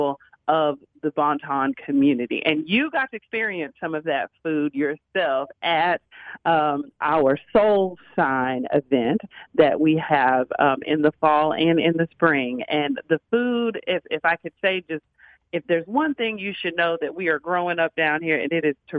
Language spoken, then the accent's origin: English; Dallas, Texas, United States; I grew up in South Dallas